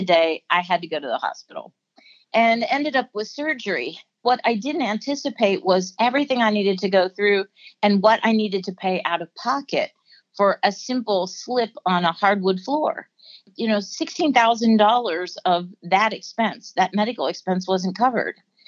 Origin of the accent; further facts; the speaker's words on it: Pennsylvania, United States; I grew up in Pennsylvania